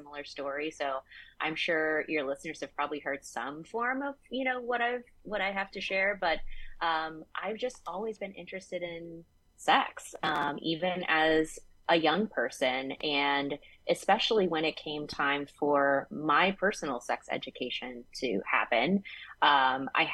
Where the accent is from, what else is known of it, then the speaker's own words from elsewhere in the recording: the South, United States; I grew up in the South